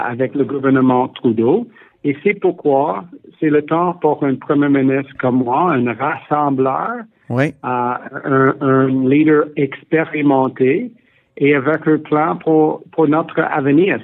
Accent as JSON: {"language": "French", "region": "Ontario", "country": "Canada", "tie": "born or raised there", "also_born_or_lived": "Quebec", "said": "je suis né au Québec, grandi en Ontario"}